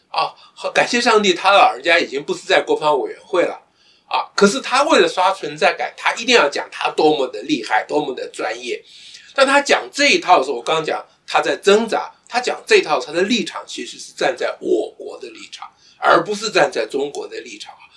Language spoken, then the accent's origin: Chinese; Taiwan; 我们台湾人